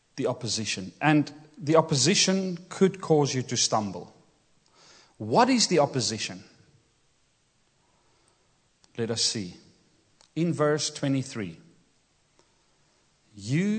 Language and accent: English; Kimberley, Northern Cape, South Africa; English is a second language; moved away; Growing up in South Africa, I grew up in Kimberley, which is semi-desert, the Kalahari Desert.